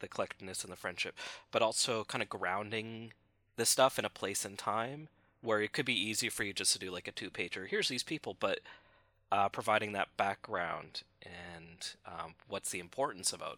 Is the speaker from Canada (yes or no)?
yes; Canada; we are all Canadian